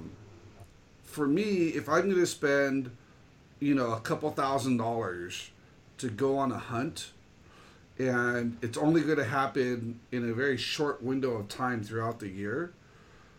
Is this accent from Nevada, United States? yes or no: no; California, United States; I'm from California.